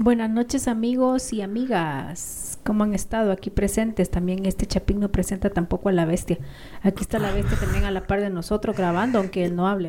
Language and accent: Spanish; Ahuachapán, El Salvador; moved away as an adult; now in Guatemala; los aguachapanecos hablamos muy parecido a los chapines.